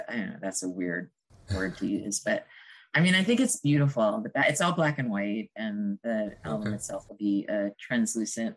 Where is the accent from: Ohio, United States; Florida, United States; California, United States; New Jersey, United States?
New Jersey, United States; Hoboken; I grew up in Hoboken